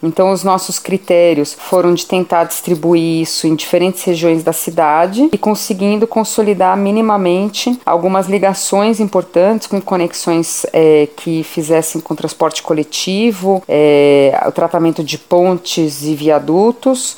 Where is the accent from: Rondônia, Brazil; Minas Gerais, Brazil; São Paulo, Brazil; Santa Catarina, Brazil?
São Paulo, Brazil; eu sou da cidade de São Paulo